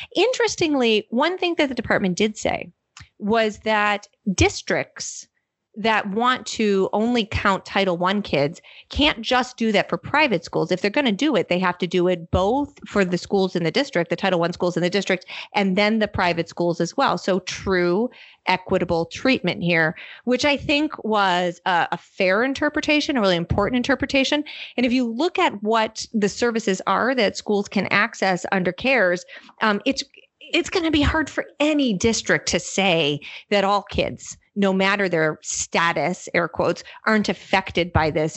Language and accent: English; Michigan, United States; moved away; I'm here in my home state of Michigan